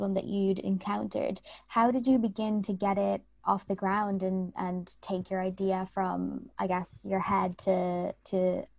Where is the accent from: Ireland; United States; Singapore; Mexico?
Ireland; Dublin, Leinster; moved away as an adult; I was going from Dublin to the UK, so it's not too big of a jump